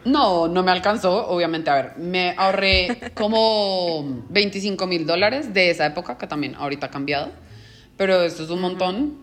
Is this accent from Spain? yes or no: no; Colombia; moved away as an adult; now in Mexico; soy colombiana, tengo 31 años